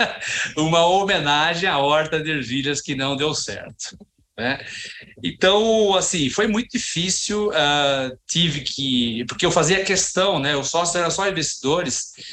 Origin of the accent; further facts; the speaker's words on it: Joanópolis, São Paulo, Brazil; Eu é, vim de Joanópolis, interior de São Paulo, uma cidadezinha maravilhosa